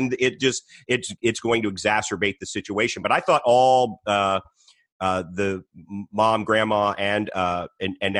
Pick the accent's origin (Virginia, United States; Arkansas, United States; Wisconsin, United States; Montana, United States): Virginia, United States; Arlington; moved away as an adult; also born or lived in Washington, D.C. area / Florida; Arlington, Virginia. I'm from the Washington, D.C. area.